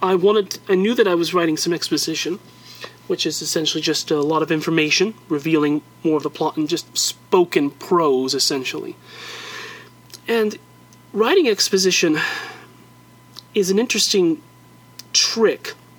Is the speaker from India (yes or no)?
no; United States; I'm an American still